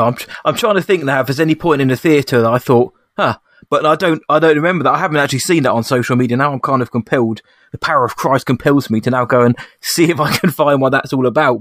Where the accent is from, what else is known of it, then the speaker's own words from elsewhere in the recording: England, United Kingdom; I'm I'm English